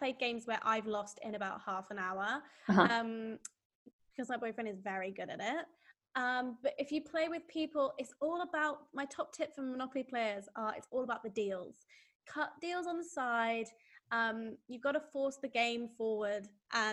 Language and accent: English; United Kingdom; I am British